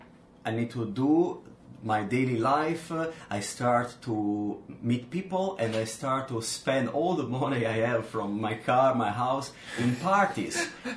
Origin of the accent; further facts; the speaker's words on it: Milan, Lombardy, Italy; moved away as an adult; now in Zhuhai, China; from Milan, Italy.